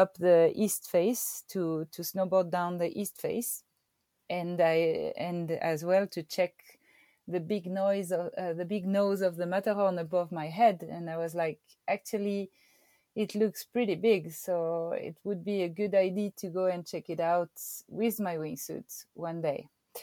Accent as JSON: {"language": "English", "town": "Verbier", "region": "Valais", "country": "Switzerland", "tie": "born or raised there", "said": "I grew up in Verbier and the ski resort of Verbier"}